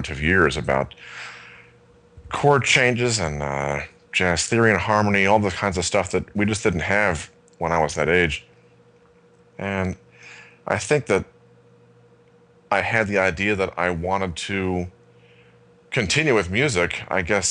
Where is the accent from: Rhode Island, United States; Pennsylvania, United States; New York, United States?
New York, United States; Syracuse; where I grew up in outside of Syracuse, New York